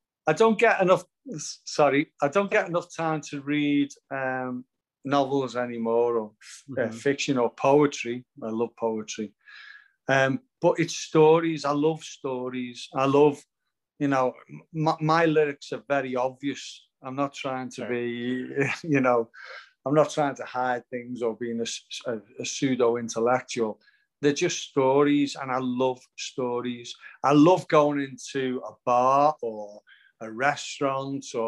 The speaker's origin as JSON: {"language": "English", "town": "Liverpool", "region": "North West England", "country": "United Kingdom", "moved": "as an adult", "lives_now": "Bournemouth, United Kingdom", "said": "I'm in Bournemouth now, I've got a property in Bournemouth, but I'm obviously from Liverpool"}